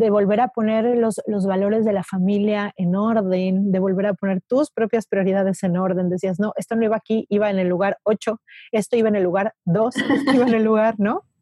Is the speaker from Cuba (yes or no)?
no; Mexico City, Mexico; y más nosotros que venimos de la Ciudad de México